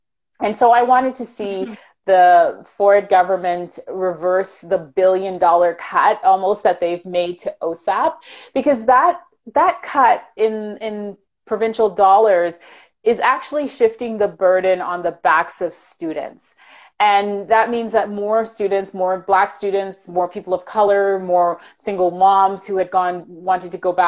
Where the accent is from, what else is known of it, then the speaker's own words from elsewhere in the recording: Jamaica; I'm from Jamaica, so of course I know where all of the Jamaican food is.